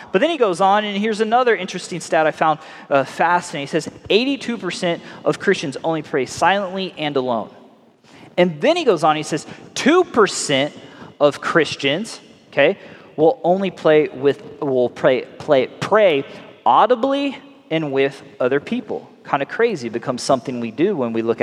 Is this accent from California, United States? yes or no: yes; California, United States; moved away; I'm from California